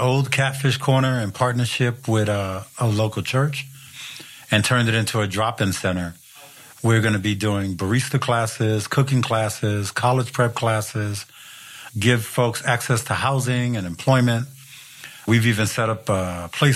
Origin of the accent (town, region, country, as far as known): New York, United States; born or raised there; now in Seattle, United States